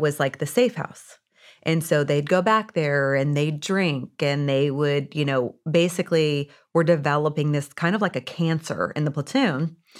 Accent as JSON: {"language": "English", "region": "Indiana", "country": "United States", "tie": "born or raised there", "said": "I was born and raised in Indiana"}